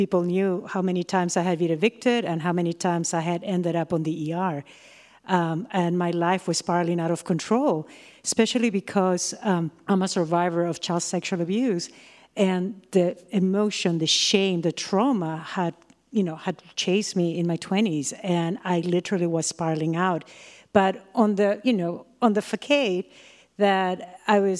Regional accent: Peru; moved away as an adult; also born or lived in Pennsylvania; now in United States; from Peru and I'm going to Millersville University of Pennsylvania

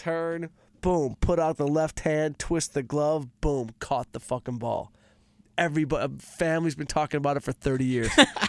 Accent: Detroit, Michigan, United States; I'm from Detroit. We didn't have a cleaning lady.

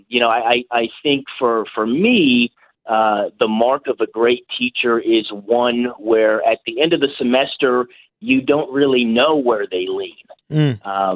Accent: California, United States; moved away as an adult; also born or lived in New York City; now in St. Louis, United States; my home state of California

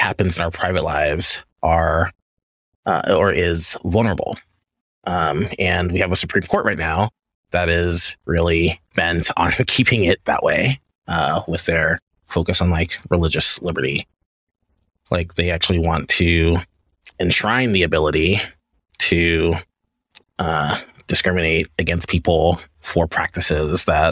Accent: Louisiana, United States; I grew up in Louisiana

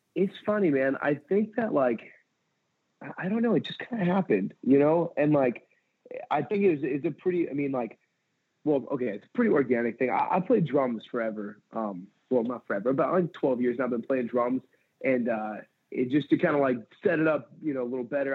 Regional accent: San Pedro, California, United States; also born or lived in Santa Cruz, California; I grew up in San Pedro, California, and uh, I I left there. I just turned 18

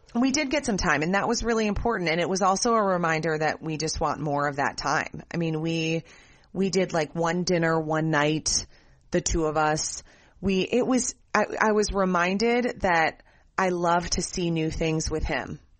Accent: Minnesota, United States; we grew up in Minnesota

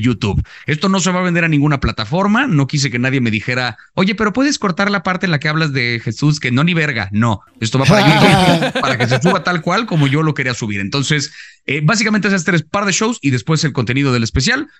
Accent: Mexico; creciendo en México

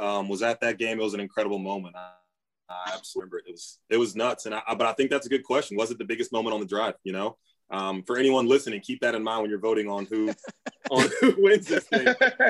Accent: Jacksonville, Florida, United States; moved away; so I grew up in Jacksonville, Florida.

